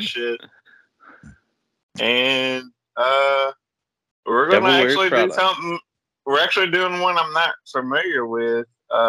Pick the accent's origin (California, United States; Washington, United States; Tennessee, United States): Tennessee, United States; Nashville; I'm from Nashville